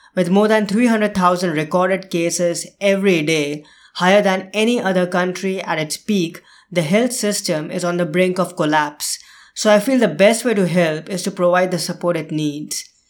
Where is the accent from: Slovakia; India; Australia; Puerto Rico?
India; moved away; India, my home country